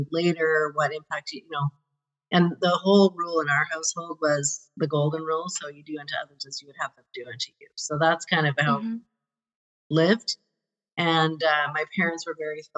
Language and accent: English; Calgary, Alberta, Canada; I grew up in Calgary. So I'm a Calgary born and bred